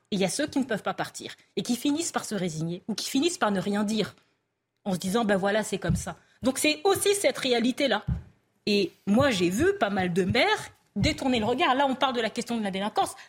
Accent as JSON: {"language": "French", "region": "Île-de-France", "country": "France", "tie": "born or raised there", "moved": "as an adult", "lives_now": "Lille, France", "said": "je travaillais au tribunal d'Evry, donc j'entendais en plus les juges parler des quartiers, des quartiers là où j'ai grandi"}